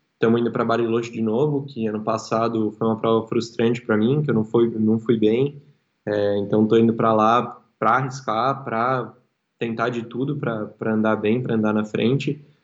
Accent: Porto Alegre, Rio Grande do Sul, Brazil; moved away as an adult; also born or lived in São Paulo; Eu sou eu sou gaúcho, sou daqui, minha família inteira mora aqui

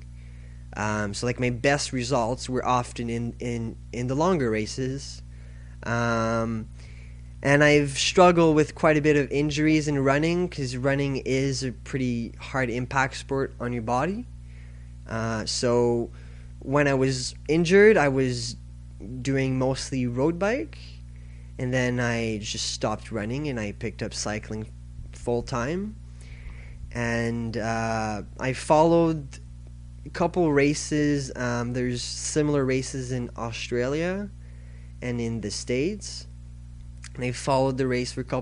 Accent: Canada; I'm from Canada

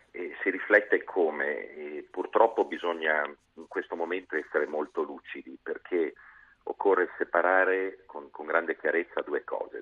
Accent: Liguria, Italy; sono ligure di origine

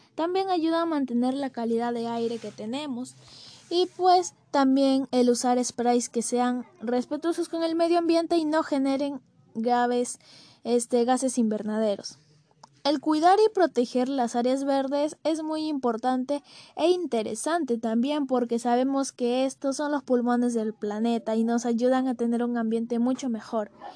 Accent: Peru; Como peruanos

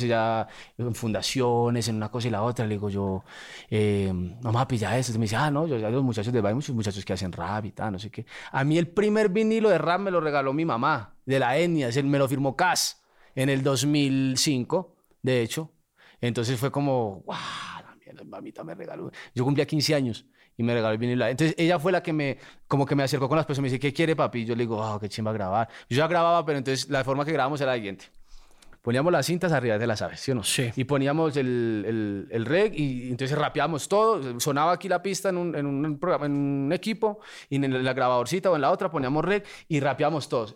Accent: Medellín, Antioquia, Colombia; Yo nací en Medellín y me criaba aquí

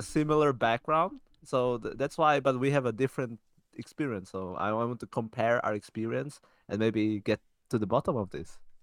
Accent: Czechia; We were born and raised in Czech Republic, in fact, in the same city.

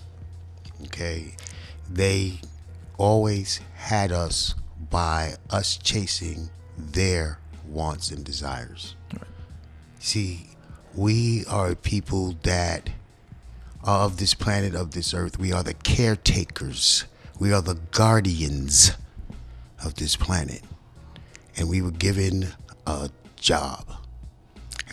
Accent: New York City, New York, United States; I'm from Brooklyn

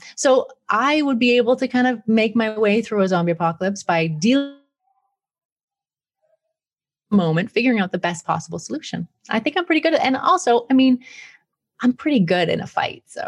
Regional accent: Peace River, Alberta, Canada; also born or lived in Brighton, England; now in Italy; I grew up outside of Peace River

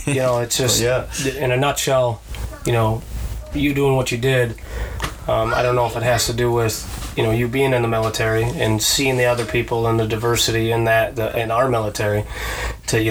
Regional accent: Watertown, New York, United States; I grew up here in Watertown

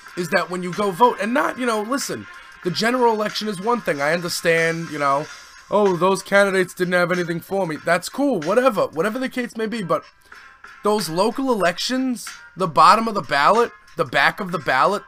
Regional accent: New York City, New York, United States; now in Staten Island, United States; that's in Canarsie, and I was like, he's from my old hood

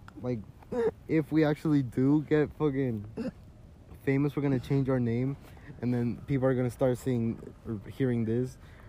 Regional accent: Utah, United States; we were born here in this little town.

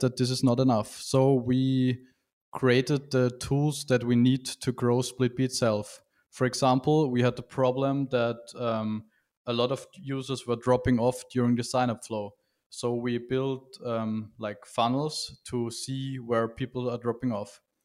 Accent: Vienna, Austria; from Vienna, Austria

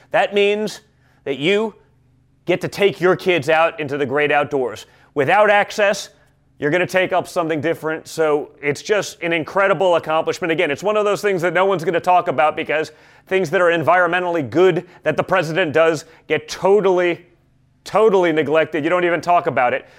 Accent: New York City, New York, United States; I was the kid from New York City

